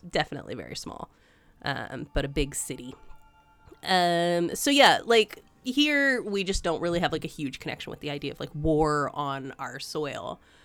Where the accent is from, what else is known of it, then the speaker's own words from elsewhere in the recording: United States; growing up in Ameri-, America